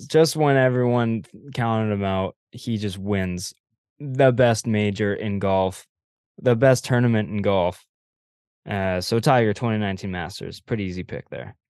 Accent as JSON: {"language": "English", "country": "Canada", "said": "as a Canadian"}